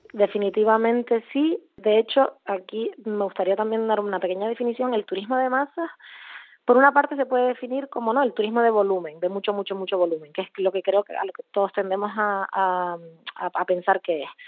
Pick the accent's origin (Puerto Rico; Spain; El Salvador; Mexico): Spain; Puerto de la Cruz, Canary Islands; moved away as an adult; also born or lived in Barcelona / Berlin; soy eh, canaria, concretamente de Tenerife, donde eh, crecí y donde vivo ahora.